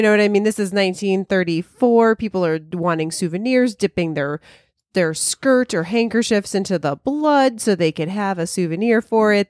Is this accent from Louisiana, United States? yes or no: no; Chicago, Illinois, United States; we're all from Chicago